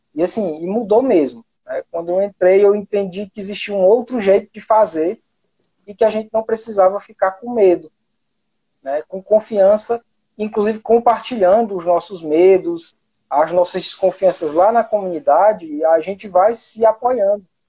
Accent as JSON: {"language": "Portuguese", "town": "Pentecoste", "region": "Ceará", "country": "Brazil", "tie": "born or raised there", "lives_now": "Itapipoca, Brazil", "said": "Eu moro no interior do Ceará, hoje eu moro em Tapipoca, certo? Mas eu sou de Pentecoste"}